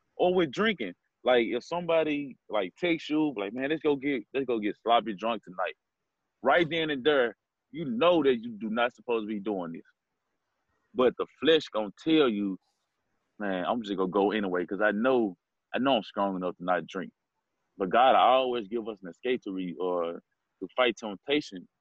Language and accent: English; Memphis, Tennessee, United States; also born or lived in Galloway; I'm from Galloway, so I moved to Memphis when I was 6